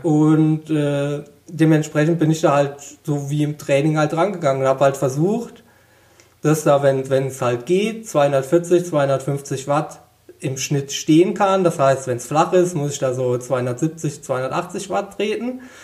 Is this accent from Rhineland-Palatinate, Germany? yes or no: yes; Westerwald, Rhineland-Palatinate, Germany; ich komme aus dem Westerwald, bin heimatverbunden